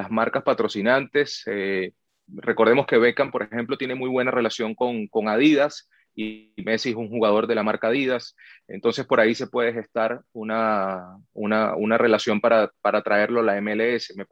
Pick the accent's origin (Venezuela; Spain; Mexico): Venezuela; now in United States; Bueno, yo llegué de Venezuela en el año de 2008 y llegué a trabajar en, fútbol de primera